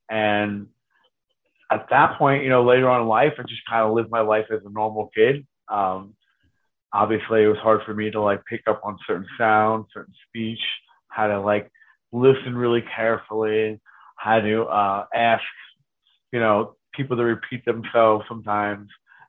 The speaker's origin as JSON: {"language": "English", "town": "Reading", "region": "Pennsylvania", "country": "United States", "tie": "born or raised there", "said": "all the kids on the block that I grew up on in Reading, on Cotton Street, they all listened to their different things."}